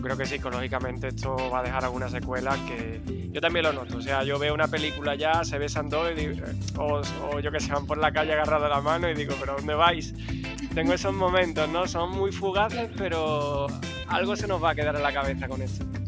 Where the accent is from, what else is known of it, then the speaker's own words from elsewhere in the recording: Málaga, Andalusia, Spain; accent: Spanish; soy de Málaga, de, España, en este caso de la parte de Andalucía